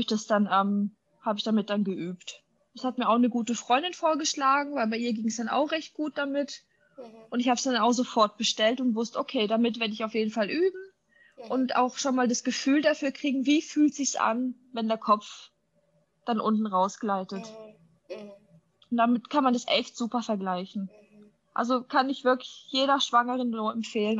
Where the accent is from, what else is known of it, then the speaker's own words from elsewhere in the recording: Germany; bei uns in Deutschland